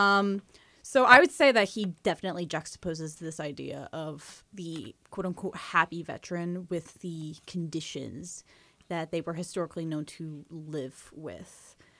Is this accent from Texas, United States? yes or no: no; New Jersey, United States; As a New Jerseyan